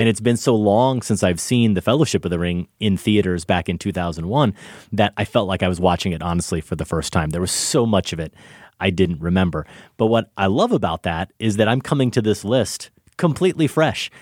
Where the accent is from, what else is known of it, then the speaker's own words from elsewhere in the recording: Iowa, United States; moved away; I go back to my hometown in Iowa